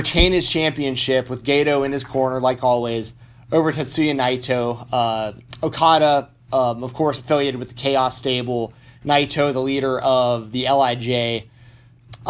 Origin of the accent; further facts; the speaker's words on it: Atlanta, Georgia, United States; I'm from Atlanta